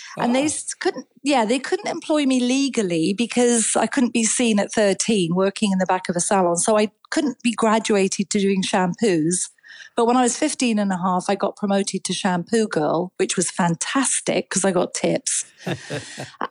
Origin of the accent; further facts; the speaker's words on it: Edinburgh, Scotland, United Kingdom; I was born in Edinburgh